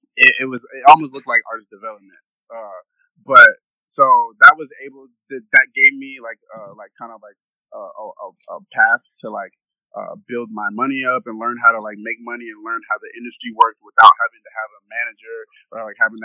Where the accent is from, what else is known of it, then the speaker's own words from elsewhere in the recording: Minnesota, United States; I'm going to stay in Minnesota